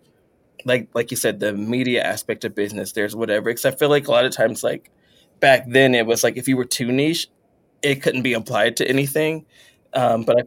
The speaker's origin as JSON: {"language": "English", "region": "Texas", "country": "United States", "said": "we're both Texan"}